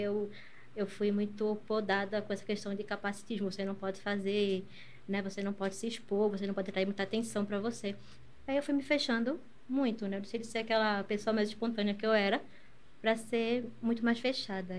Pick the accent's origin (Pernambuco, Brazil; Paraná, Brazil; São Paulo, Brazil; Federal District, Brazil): Pernambuco, Brazil; Recife; Eu nasci aqui em Recife mesmo. Eu moro no Ipicep. Morei uhum. a minha vida toda na mesma casa, né?